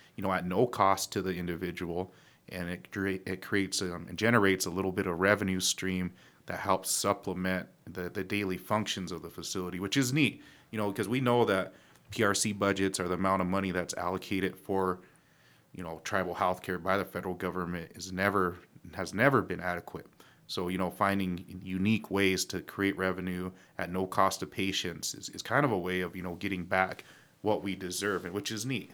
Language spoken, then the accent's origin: English; Pine Ridge, South Dakota, United States; we grew up in Pine Ridge